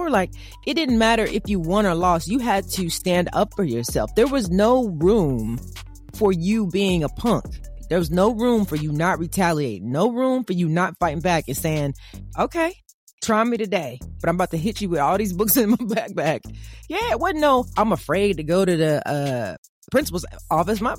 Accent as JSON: {"language": "English", "town": "Evansville", "region": "Indiana", "country": "United States", "tie": "born or raised there", "said": "I was raised in Evansville, Indiana"}